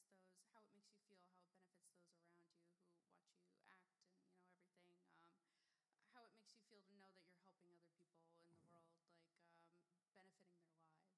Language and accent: English; New Jersey, United States; I'm from Jersey.